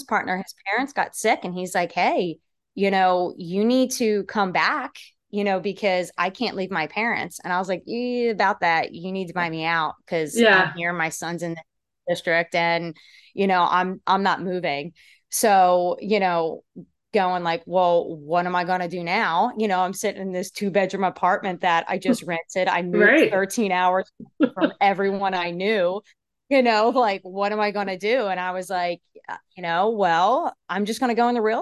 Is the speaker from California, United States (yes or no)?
no; Pennsylvania, United States; moved away as an adult; also born or lived in New Jersey; now in Nashville, United States; originally I'm from Pennsylvania. I grew up north